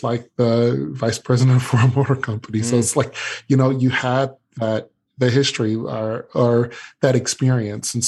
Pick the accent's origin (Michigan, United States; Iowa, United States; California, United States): Michigan, United States; Detroit; growing up in Detroit